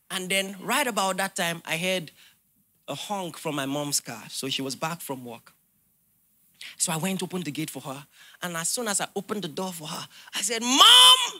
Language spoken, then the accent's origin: English; Nigeria; as a Nigerian